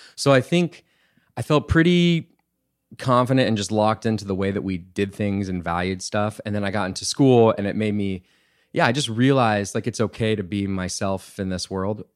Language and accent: English; Bee Cave, Texas, United States; also born or lived in Wimberley, Texas / Austin, Texas; we actually moved to Austin